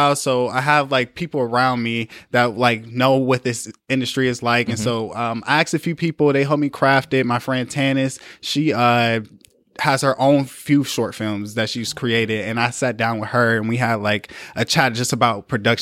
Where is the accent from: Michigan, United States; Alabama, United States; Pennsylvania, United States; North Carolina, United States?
Michigan, United States; Flint; I'm from Flint, Michigan